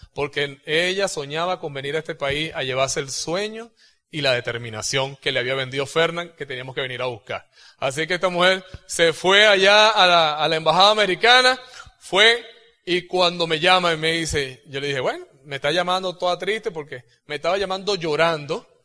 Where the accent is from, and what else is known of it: Venezuela